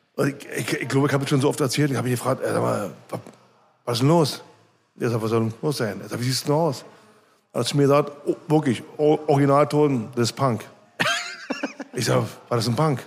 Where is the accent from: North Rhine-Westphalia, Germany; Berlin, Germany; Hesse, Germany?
Berlin, Germany; also born or lived in Marzahn, Berlin; geboren in Köpenick und aufgewachsen die ersten 13, 14 Jahre in Obersch Oberschöneweide